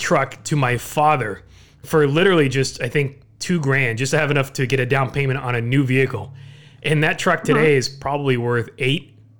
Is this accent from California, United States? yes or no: yes; Southern California, United States; I'm born and raised in Southern California.